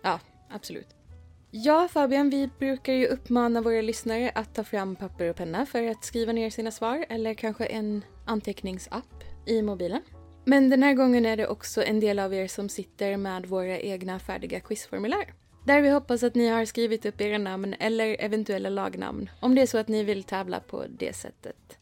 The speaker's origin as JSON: {"language": "Swedish", "country": "Sweden", "said": "i Skåne och Blekinge där jag kommer ifrån"}